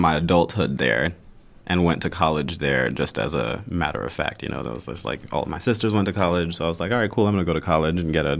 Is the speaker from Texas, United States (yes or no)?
yes; Houston, Texas, United States; also born or lived in Zimbabwe / Tanzania / Fort Lauderdale, Florida, United States; But I was born in Zimbabwe. and left there as a baby, so I don't remember anything about Zimbabwe. Grew up in Houston, Texas from 1 to 7, and then moved to Tanzania, where I stayed until I was 12.